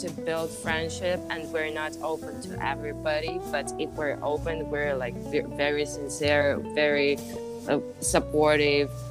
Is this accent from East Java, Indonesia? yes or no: no; Bali, Indonesia; now in Colorado, United States; I, I came from Bali. Come on, we have